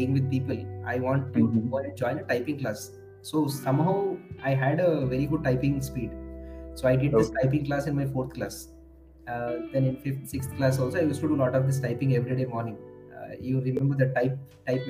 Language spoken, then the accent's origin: English; India; English is a second language; moved away as an adult; now in Hyderabad, India; my hometown